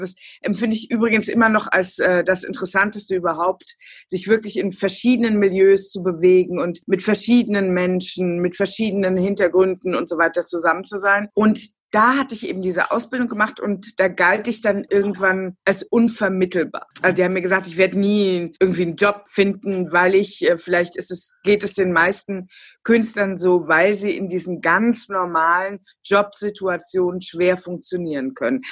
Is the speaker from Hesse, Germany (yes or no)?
yes; Kriftel, Hesse, Germany; also born or lived in Hofheim am Taunus; ich bin im Vorort aufgewachsen. Ich habe in Hofheim Abitur gemacht, ja. also in meinem Taunuskreis, und habe äh, meine allerersten Jahre auch in Hofheim verbracht